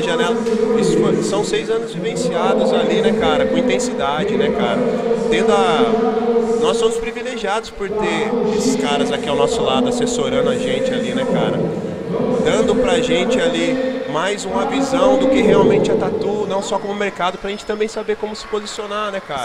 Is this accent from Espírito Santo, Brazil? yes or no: no; Pindamonhangaba, São Paulo, Brazil; Sou de Pindamonhangaba, uma cidade do interior aqui de São Paulo